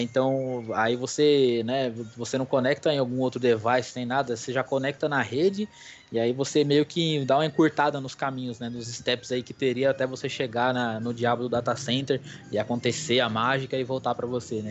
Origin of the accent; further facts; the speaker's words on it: Brazil; somos do Brasil, eu também sou